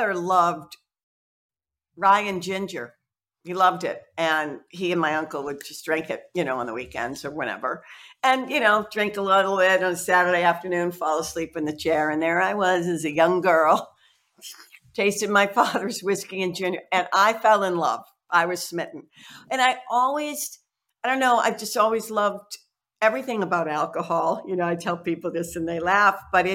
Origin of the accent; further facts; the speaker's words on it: Boston, Massachusetts, United States; I'm actually born and raised in the Boston area. I've always lived within 20 miles of where I'm sitting here at the beautiful Boston Harbor Distillery